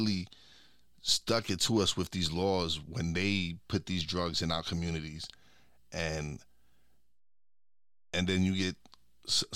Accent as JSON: {"language": "English", "town": "New York City", "region": "New York", "country": "United States", "tie": "born or raised there", "said": "I was born and raised in Brooklyn"}